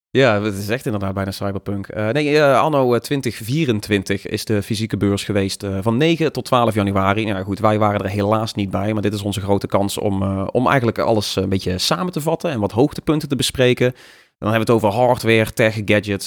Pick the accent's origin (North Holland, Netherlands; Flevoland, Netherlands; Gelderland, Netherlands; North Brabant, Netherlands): North Brabant, Netherlands; als Brabander